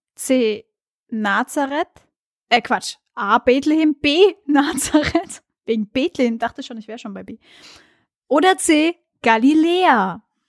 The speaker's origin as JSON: {"language": "German", "town": "Mainz", "region": "Rhineland-Palatinate", "country": "Germany", "said": "ich aus dem Mainzer Raum komme"}